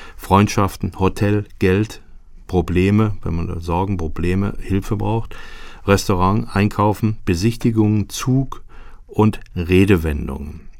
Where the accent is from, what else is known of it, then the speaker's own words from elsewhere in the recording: Germany; als Deutscher